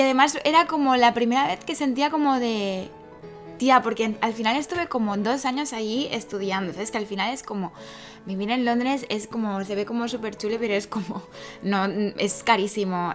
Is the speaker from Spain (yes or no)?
yes; Catalonia, Spain; soy catalana